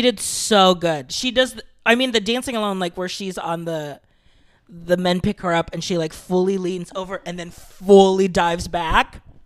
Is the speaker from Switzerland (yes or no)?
no; Philippines; I'm Filipino